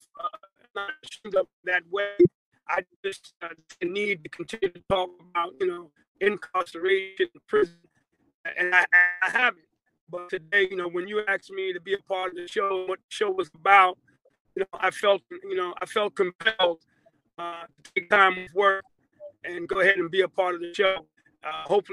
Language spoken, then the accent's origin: English; Long Island, New York, United States; now in Georgia, United States; I'm originally from New York. I'm from Long Island, New York